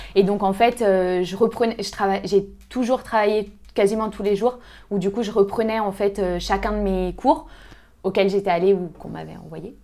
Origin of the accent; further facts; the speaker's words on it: Lyon, Auvergne-Rhône-Alpes, France; moi, je viens de Lyon euh, à la base, donc j'ai toujours euh, vécu à Lyon